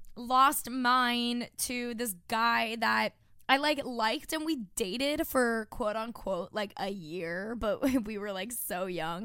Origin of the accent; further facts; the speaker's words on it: Long Island, New York, United States; now in New York City, United States; I'm from Long Island, New York